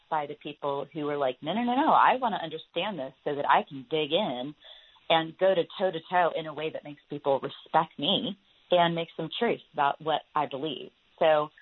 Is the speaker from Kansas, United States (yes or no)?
no; Franklin, Tennessee, United States; That's my hometown.